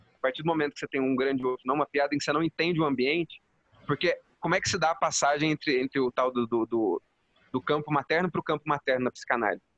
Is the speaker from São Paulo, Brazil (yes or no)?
yes; Jaci, São Paulo, Brazil; eu sou aqui de Jaci, minha cidade